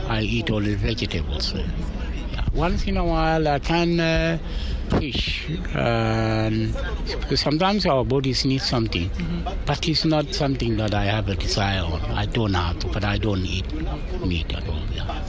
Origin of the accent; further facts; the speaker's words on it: Kapsabet, Nandi County, Kenya; moved away; I come from Nandi in Kapsabet